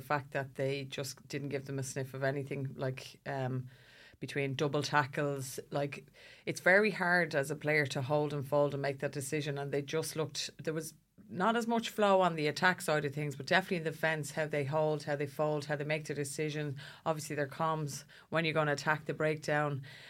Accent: Ireland; we're uncomfortable, aren't we, as Irish people?

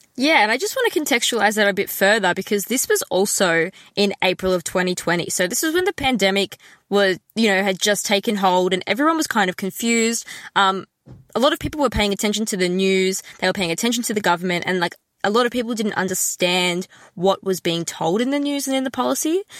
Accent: Melbourne, Victoria, Australia; I'm from Melbourne and it's so far away from home

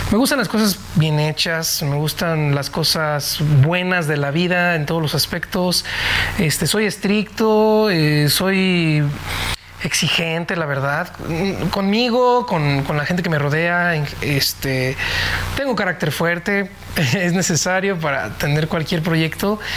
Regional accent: Nicolás Romero, State of Mexico, Mexico; me fui al Palacio Municipal de Nicolás Romero, donde soy originalmente del Estado de México

